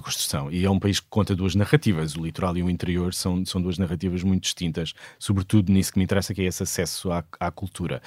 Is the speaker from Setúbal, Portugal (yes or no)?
yes; Sesimbra, Setúbal, Portugal; Sesimbra, onde eu cresci. Toda a minha família é desta, desta maravilhosa vila ao sul de Lisboa